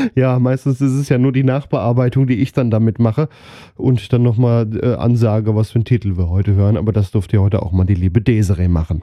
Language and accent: German; near Wetzlar, Hesse, Germany; Ich komme aus der Nähe von Wetzlar